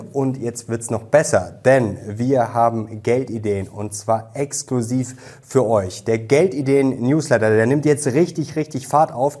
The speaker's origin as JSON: {"language": "German", "country": "Germany", "said": "bei uns in Deutschland"}